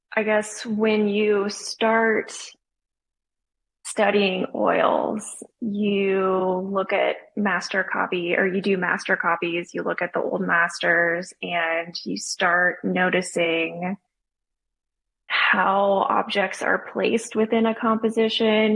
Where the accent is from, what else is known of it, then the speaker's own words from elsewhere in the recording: Austin, Texas, United States; now in Charleston, United States; I grew up in Austin, Texas